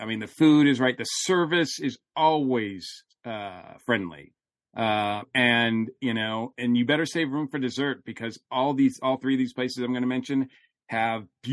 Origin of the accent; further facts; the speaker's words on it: Massachusetts, United States; I grew up in Massachusetts